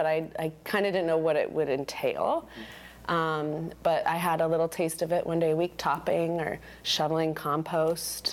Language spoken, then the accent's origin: English; Colorado, United States; moved away; growing up in Colorado